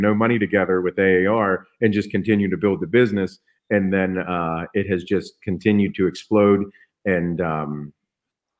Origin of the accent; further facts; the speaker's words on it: Western Pennsylvania, United States; I'm from Western PA